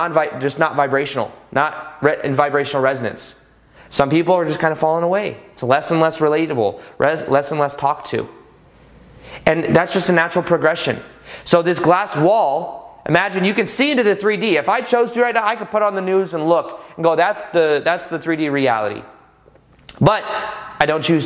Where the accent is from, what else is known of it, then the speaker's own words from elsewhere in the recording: United States; being American